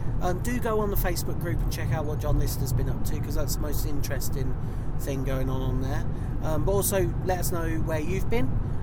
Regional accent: Canada; Yeah, I'm the Canadian one.

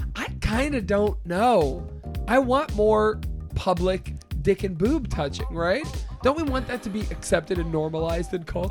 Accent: Austintown, Ohio, United States; I'm from Austin Town

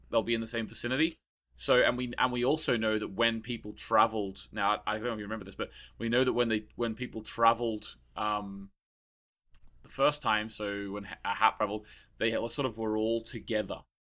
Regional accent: Australia; now in Ireland; I'm from Australia, so I went to a lot of beaches

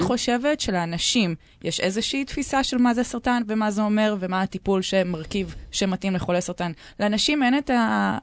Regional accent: Tel Aviv, Tel Aviv District, Israel; אני בת 32, אני מתל אביב

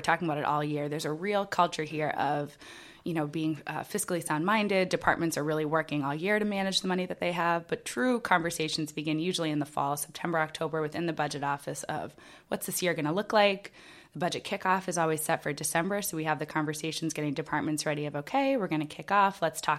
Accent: Groveland, Massachusetts, United States; now in Salem, United States; I grew up in Groveland, Massachusetts, which is

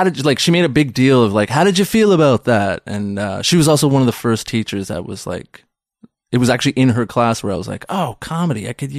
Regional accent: Pakistan; We're Pakistani.

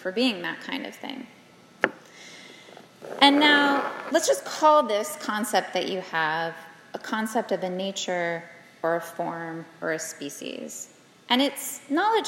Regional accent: South Carolina, United States; I'm from South Carolina, so we have the loggerhead turtles

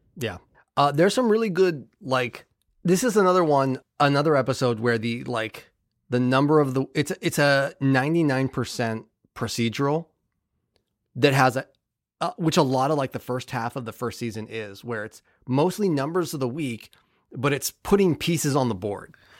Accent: Bay Area, California, United States; I grew up in the Bay Area in California

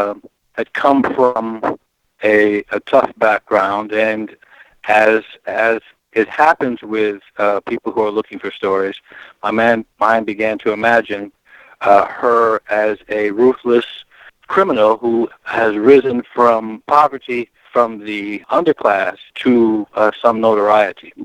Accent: Gary, Indiana, United States; also born or lived in Chicago, Illinois; I was born in Chicago, raised in Gary

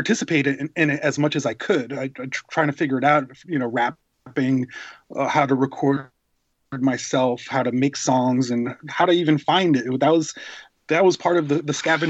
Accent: Rhode Island, United States; moved away as an adult; also born or lived in New York City; I was raised in Rhode Island, and we're kind of in between Boston and New York City

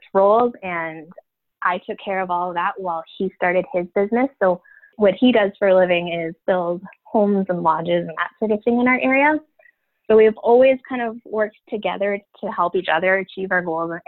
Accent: Northern Ontario, Canada; I am from Canada, actually in Northern Ontario, so almost right in the middle of Canada when you look at it on a map.

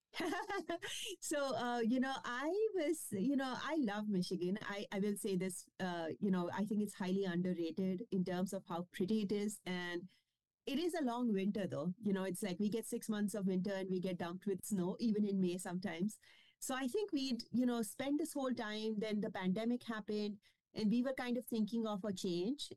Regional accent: India; first language Kashmiri; English is a second language; moved away as an adult; also born or lived in Scotland / Germany; now in Austin, United States; I grew up in India

